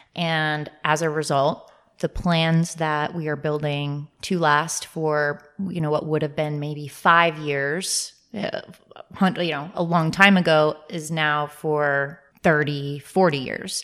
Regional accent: Northern Virginia, United States; I'm from the Northern Virginia area

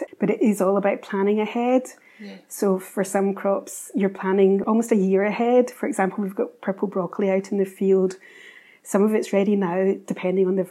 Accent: Glasgow, Scotland, United Kingdom; now in Highlands, United Kingdom; I'm originally from Glasgow, but I did a lot of travelling.

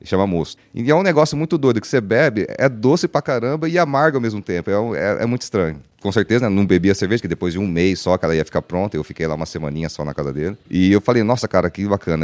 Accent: Brazil; also born or lived in Vancouver; a gente cresceu, né, sabendo no Brasil

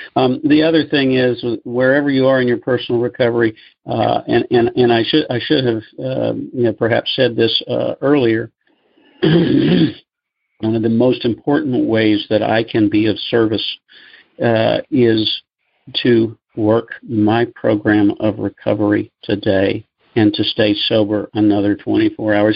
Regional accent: Memphis, Tennessee, United States; moved away; also born or lived in Nashville; When I moved to Memphis uh, in 2007, it was my hometown, but I hadn't lived here in over 20 years

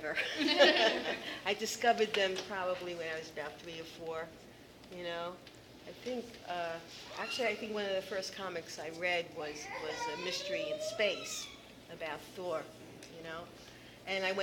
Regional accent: New Jersey, United States; I'm from Jersey, the New York area

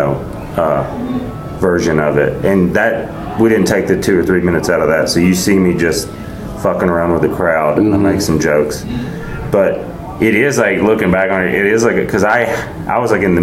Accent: the South, United States; I'm from the South

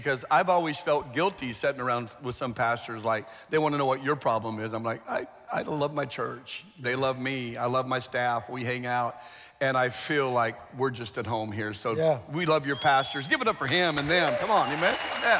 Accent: Phoenix, Arizona, United States; Well, Phoenix area.

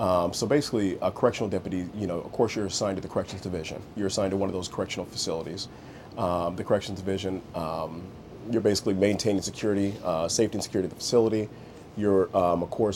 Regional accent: Bellflower, California, United States; also born or lived in Indio, California; Originally born and raised in Bellflower.

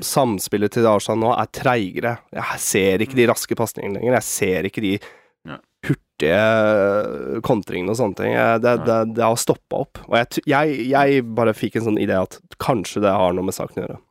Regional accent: Norway; Som en nordmann

